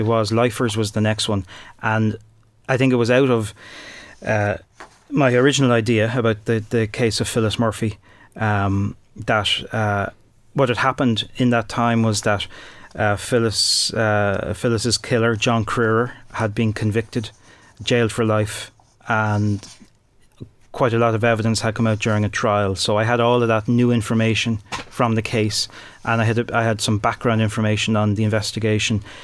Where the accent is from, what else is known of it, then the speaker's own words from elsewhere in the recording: Dublin, Leinster, Ireland; moved away as an adult; also born or lived in Tullamore, Offaly; I'm from Dublin, but I moved down to Offaly to get my first break in radio